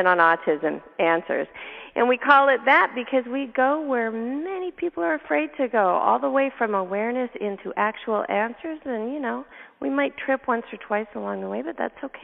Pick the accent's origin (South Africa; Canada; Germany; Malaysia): Canada; moved away; I'm from Canada originally